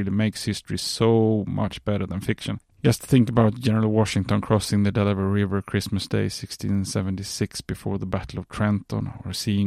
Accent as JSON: {"language": "English", "country": "Sweden", "second_language": "English", "said": "As you probably figured out from my accent, I'm not an American. If you have a keen ear for accents, you will understand that I'm from Scandinavia, more precisely Sweden."}